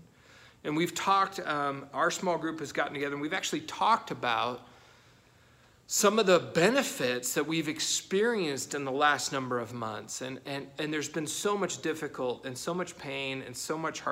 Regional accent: United States; us as Americans

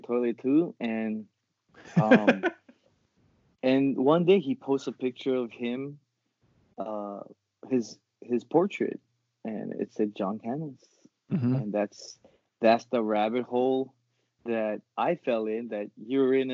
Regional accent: Kauai, Hawaii, United States; now in Nevada, United States; I'm from Kauai.

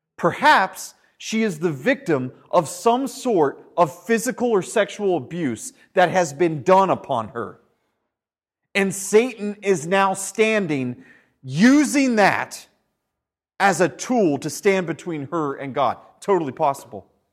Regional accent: United States; moved away; Back when we were in the States last year, we went back to my hometown

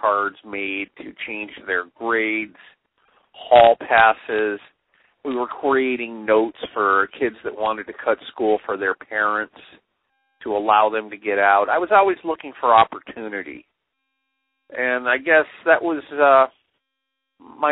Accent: Los Angeles, California, United States; I grew up in L.A.

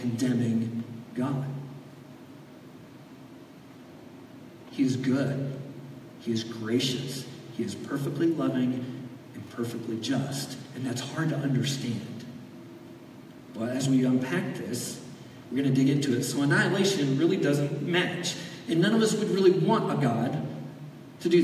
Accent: Florida, United States; I grew up in Florida. You spend your entire childhood dodging hurricanes

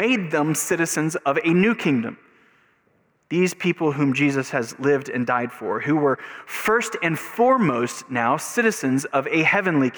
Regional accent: United States; as an American

